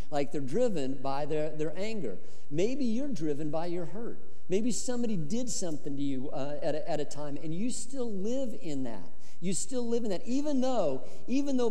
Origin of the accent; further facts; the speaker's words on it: Colorado, United States; I grew up in Colorado